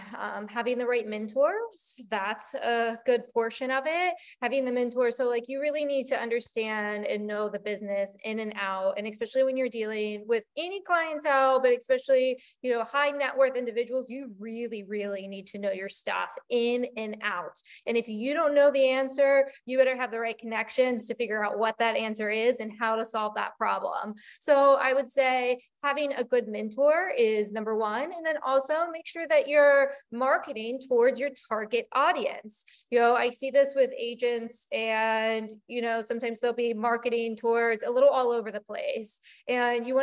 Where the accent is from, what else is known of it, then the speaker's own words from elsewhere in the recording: West Virginia, United States; moved away as an adult; now in South Florida, United States; I grew up in a very small town in West Virginia